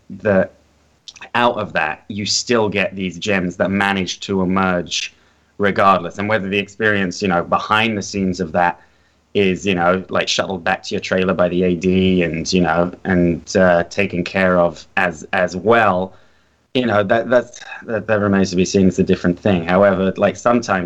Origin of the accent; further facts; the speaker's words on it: London, United Kingdom; now in Los Angeles, United States; I grew up in North London, just off the Holloway Road